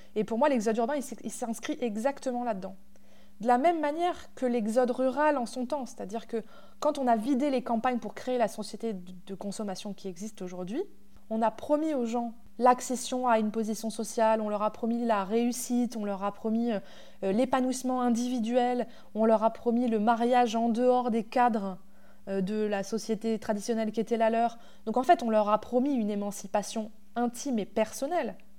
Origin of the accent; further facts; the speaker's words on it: Normandy, France; moved away; j'ai grandi à la campagne mais euh, pas, dans cette campagne-là. J'ai grandi en Normandie